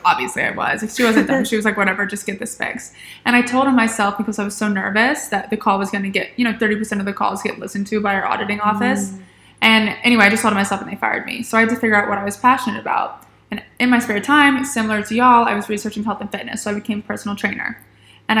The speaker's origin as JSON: {"language": "English", "town": "Atlanta", "region": "Georgia", "country": "United States", "moved": "yes", "lives_now": "Charleston, United States", "said": "originally I'm from Atlanta."}